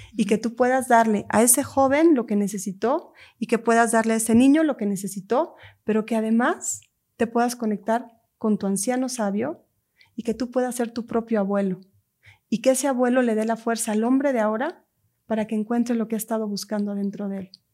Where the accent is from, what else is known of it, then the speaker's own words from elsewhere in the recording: Lake Atitlán, Sololá, Guatemala; mi tierra, Guatemala. Hay un lago en Guatemala que es mi lugar sagrado, que es donde yo crecí